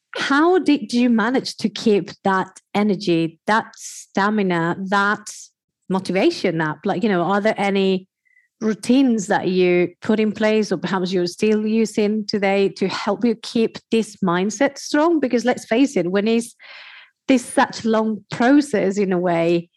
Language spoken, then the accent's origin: English; Spain; I am from Spain